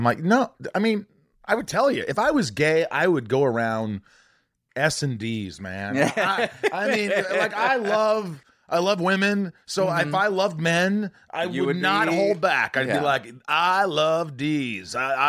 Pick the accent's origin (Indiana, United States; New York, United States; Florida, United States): Indiana, United States; And I grew up in Indiana. Being a Jew, I mean, people thought it was hard, but it wasn't that bad.